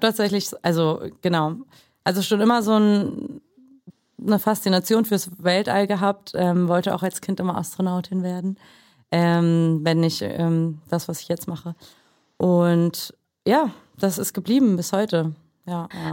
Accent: Germany; Mutter äh, kroatisch, Vater äh, aus Mexiko, äh, in Deutschland aufgewachsen

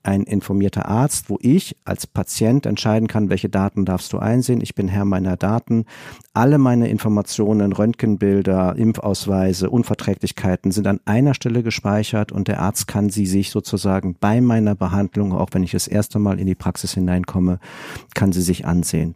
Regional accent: Rhineland, Germany; als Rheinländer

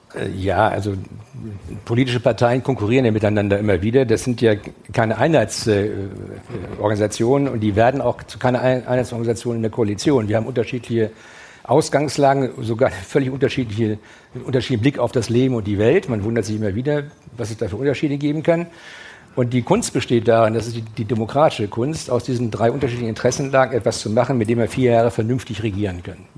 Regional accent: Schleswig-Holstein, Germany; als Schleswig-Holsteiner

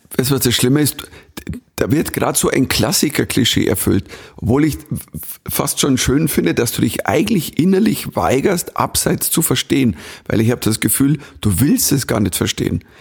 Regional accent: Bavaria, Germany; accent: Bavarian; ich bin Bayer

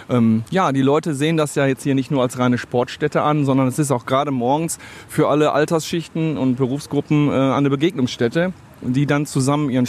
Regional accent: Essen, North Rhine-Westphalia, Germany; Ist meine Heimatstadt, die Stadt Essen. Gerne auf der Margaretenhöhe, im Wald, wenn ich mit meinem Hund, mit der Familie spazieren gehe.

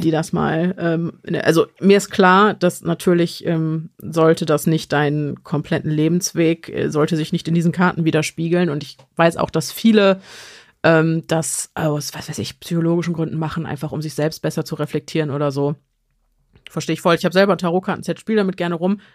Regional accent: Germany; bei uns in Deutschland

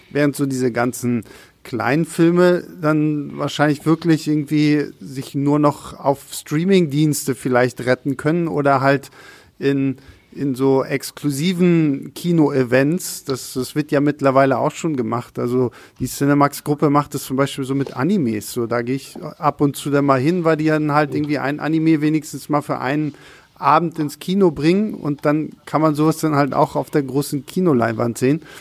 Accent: Rostock, Mecklenburg-Vorpommern, Germany; ich komme ja äh, gebürtig aus Rostock und in Rostock haben wir eigentlich nur eine große Kinokette

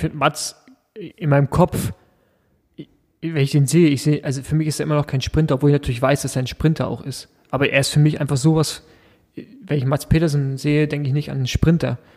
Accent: Rostock, Mecklenburg-Vorpommern, Germany; als Ossi

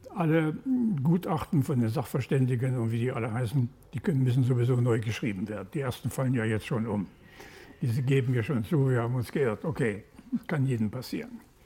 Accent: Ruhr area, North Rhine-Westphalia, Germany; Ich komme aus dem Ruhrgebiet

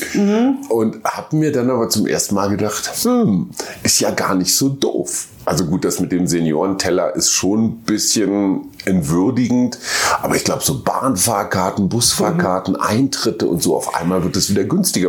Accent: Germany; meinem Heimatland

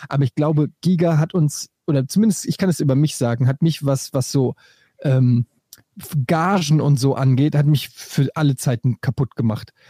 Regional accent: Frankfurt, Hesse, Germany; Bei uns in Frankfurt

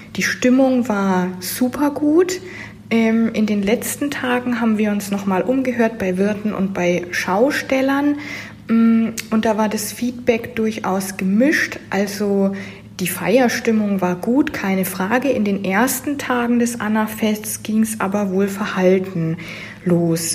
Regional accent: Nuremberg, Bavaria, Germany; moved away; Ich komme ursprünglich aus Nürnberg

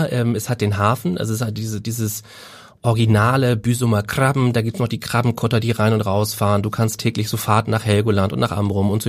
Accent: Hamburg, Germany; Ich bin Hamburger, Hamburger ich bin hier geboren

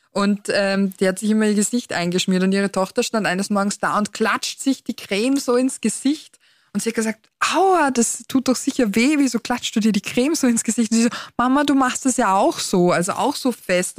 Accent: Austria; bei uns in Österreich

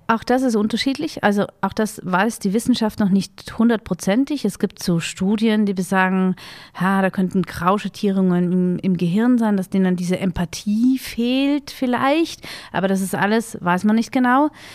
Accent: Vienna, Austria; ich bin ja in Wien groß geworden

